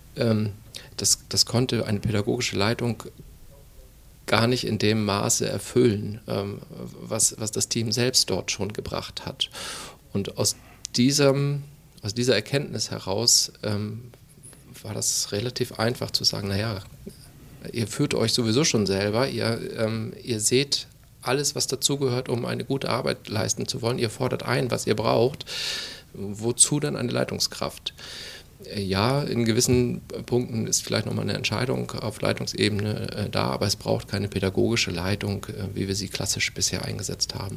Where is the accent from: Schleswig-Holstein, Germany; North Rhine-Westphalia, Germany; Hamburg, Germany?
Schleswig-Holstein, Germany; moved away; also born or lived in Mecklenburg-Vorpommern; Bin gebürtiger Schleswig-Holsteiner